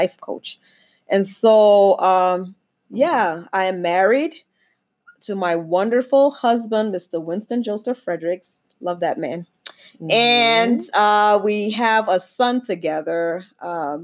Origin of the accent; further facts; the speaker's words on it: Liberia; now in Minnesota, United States; I'm originally from Liberia, West Africa, and I am Liberian to the core.